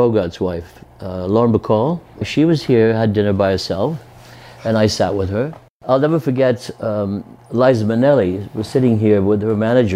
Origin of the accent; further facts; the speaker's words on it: Wales, United Kingdom; moved away as an adult; now in Vancouver, Canada; growing up in Wales